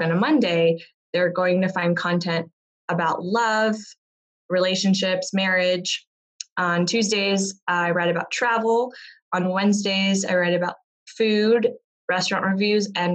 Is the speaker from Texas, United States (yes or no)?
yes; Texas, United States; also born or lived in South India / London; I was born in South India, moved to the U.S. as a kid, brought up in Texas